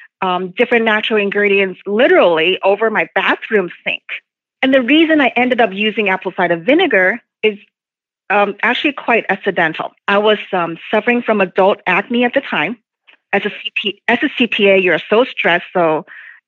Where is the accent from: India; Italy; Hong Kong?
Hong Kong; moved away; I came from Hong Kong, not from China